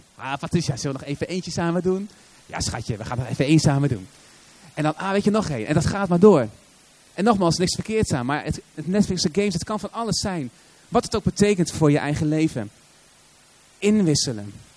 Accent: Assen, Drenthe, Netherlands; kom je uit Assen, de stad van geen eredivisieclubs

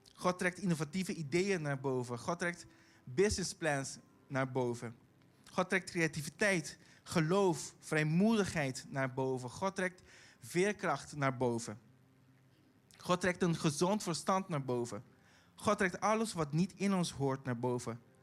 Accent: Caribbean Netherlands; accent: Caribbean Dutch; Dutch is a second language; now in The Hague, Netherlands; ik kom uit Bonaire

